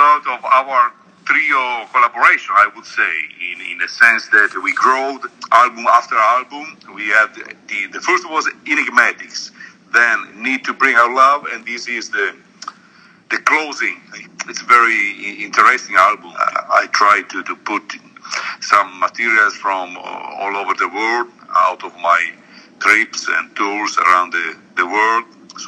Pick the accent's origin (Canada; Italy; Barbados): Italy; Trieste, Friuli-Venezia Giulia; Actually, I live in Trieste, which is a city at the top of the Adriatic Sea, so it's bordering to Slovenia and very close to Austria